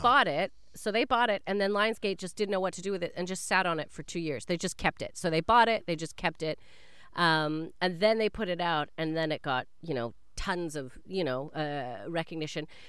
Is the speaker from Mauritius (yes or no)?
no; Canada; I am a Canadian